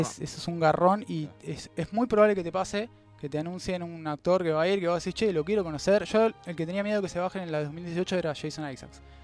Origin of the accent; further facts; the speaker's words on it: Argentina; somos de, Argentina